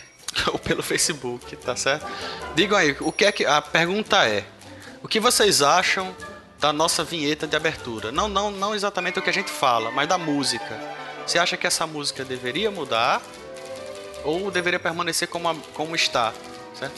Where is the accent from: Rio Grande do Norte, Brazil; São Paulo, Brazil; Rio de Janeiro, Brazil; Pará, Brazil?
Rio Grande do Norte, Brazil; aqui é todo mundo do Rio Grande do Norte